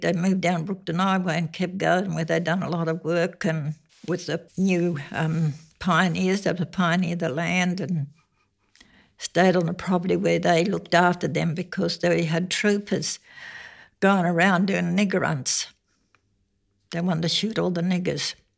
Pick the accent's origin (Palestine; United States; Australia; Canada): Australia; Tammin, Western Australia; also born or lived in Badjaling; I was born at Badgeling in nineteen thirty-nine. I grew up in Taman